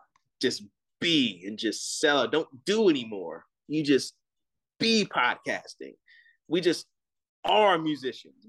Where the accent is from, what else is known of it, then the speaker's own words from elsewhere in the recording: Gonzales, Louisiana, United States; moved away as an adult; now in Austin, United States; my hometown of Gonzales, Louisiana